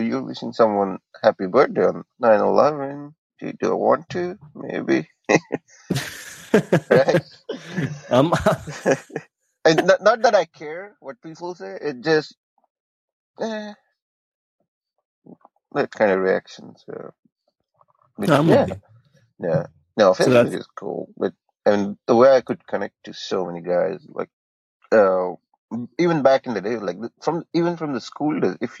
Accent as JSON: {"language": "English", "town": "Buldhana", "region": "Maharashtra", "country": "India", "tie": "born or raised there", "also_born_or_lived": "Chikhali, India / Akola, India", "moved": "as an adult", "lives_now": "Columbus, United States", "said": "moved back to my hometown, Buldana"}